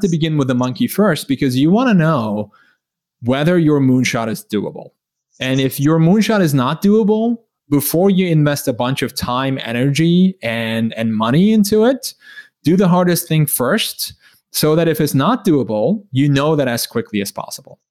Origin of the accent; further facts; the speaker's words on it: Turkey; moved away as an adult; I grew up in Turkey. I lived there for 17 years